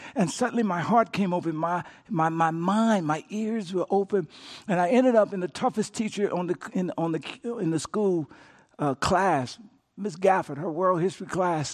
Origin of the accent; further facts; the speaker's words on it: Louisiana, United States; moved away; my home state, Louisiana